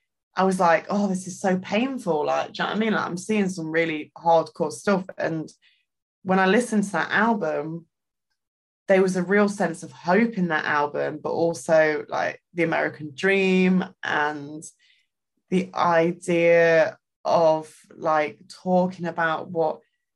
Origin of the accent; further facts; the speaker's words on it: East Midlands, United Kingdom; So I grew up in Derbyshire, which is a county in the UK.